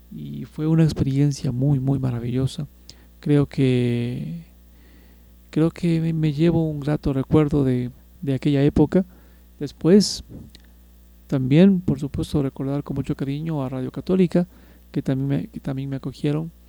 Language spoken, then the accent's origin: Spanish; Quito, Pichincha, Ecuador; Soy de acá de Quito